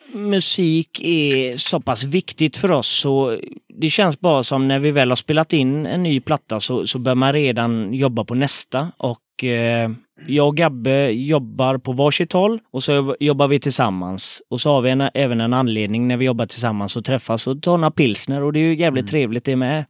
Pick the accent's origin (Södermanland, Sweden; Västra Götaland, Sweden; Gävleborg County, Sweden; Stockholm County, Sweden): Västra Götaland, Sweden; Gothenburg; Frölunda, eh, Västra Frölunda, Fiskebäck